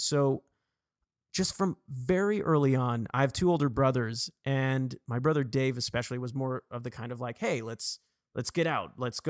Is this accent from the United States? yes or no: no; England, United Kingdom; born there; So for me, I was born in England, actually. So my mom is English